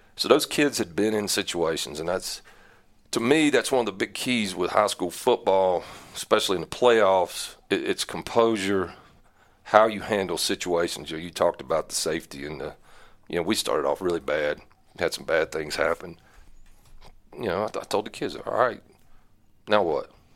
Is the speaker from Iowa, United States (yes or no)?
no; Newton, North Carolina, United States; also born or lived in Mooresville, North Carolina; I was born in Mooresville, North Carolina. I'm, I'm a late kid, I guess. Um, grew up Iredale County, Catawba County, Catawba Valley, went to Newton Conover High School